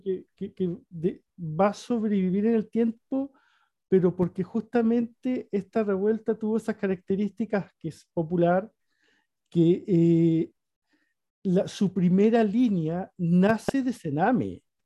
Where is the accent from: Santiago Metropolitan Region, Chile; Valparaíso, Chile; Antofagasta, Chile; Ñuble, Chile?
Antofagasta, Chile; yo soy antofagastino